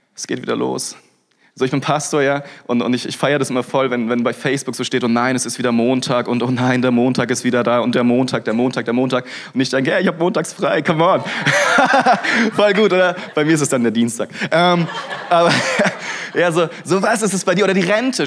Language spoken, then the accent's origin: German; Freiburg, Baden-Württemberg, Germany; Freiburg, ja, wo ich herkomme